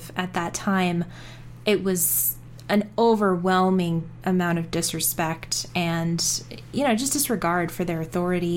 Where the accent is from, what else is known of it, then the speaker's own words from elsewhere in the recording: South Africa; I'm South African.